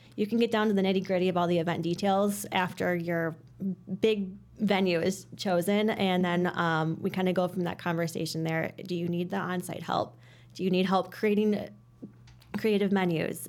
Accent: Hoffman Estates, Illinois, United States; from the Northwest Suburbs, grew up in Hoffman Estates, um, still live in Hoffman Estates

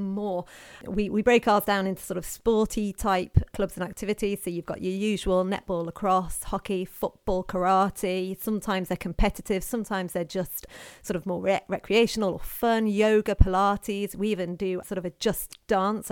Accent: Knutsford, North West England, United Kingdom; I grew up in Knutsford and I went to Knutsford High School

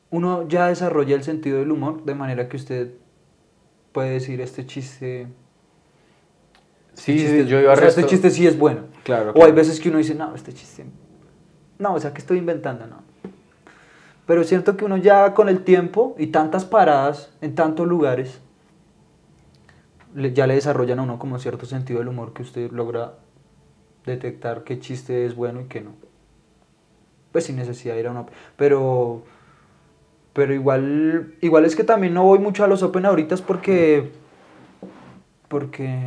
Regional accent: Barquisimeto, Lara, Venezuela; No, es que yo soy de Barquisimeto.

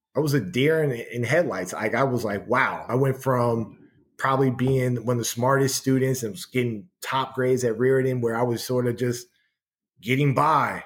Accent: San Francisco, California, United States; moved away; growing up in San Francisco where I was because I, I was born on a uh, Page and Steiner in the Fillmore district

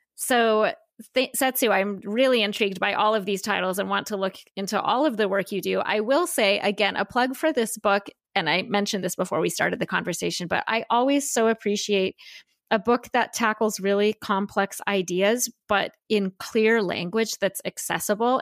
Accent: United States; a white woman who was born and raised in the United States

